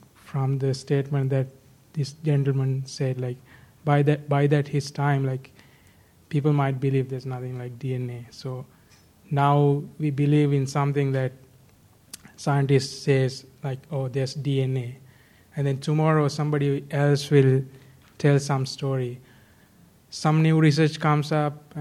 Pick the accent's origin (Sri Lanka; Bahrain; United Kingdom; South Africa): Sri Lanka; I'm from Sri Lanka